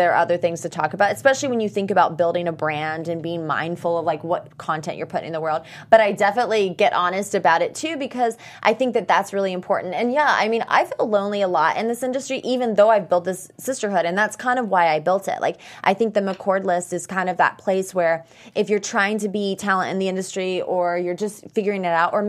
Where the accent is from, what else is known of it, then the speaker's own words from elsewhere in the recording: the South, United States; we're both from the South